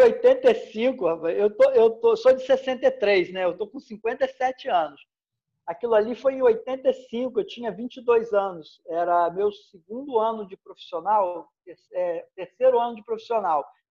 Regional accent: Brazil; eu sou nascido e criado aqui na região, né? Eu sou daqui claro. perto, da posse, areal.

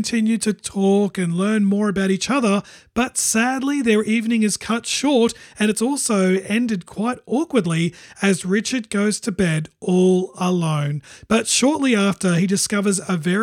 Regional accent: Australia; I'm from Australia

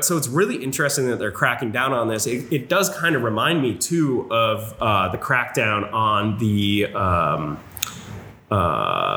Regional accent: New Hampshire, United States; I grew up in New Hampshire

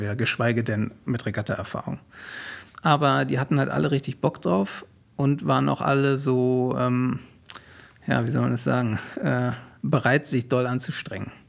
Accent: Berlin, Germany; also born or lived in Wilmersdorf, Berlin; ich bin in, in Wilmersdorf geboren und ja. dann bin ich in äh, Zehlendorf aufgewachsen

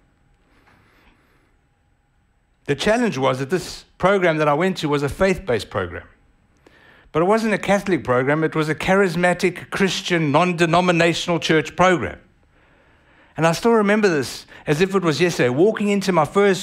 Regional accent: South Africa; accent: South African; now in United States; I was born in South Africa, I was a first generation South African born to Italian immigrant parents

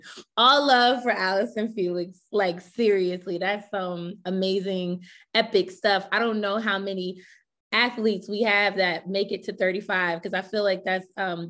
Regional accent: Willingboro, New Jersey, United States; Carl Lewis is from my hometown in South Jersey

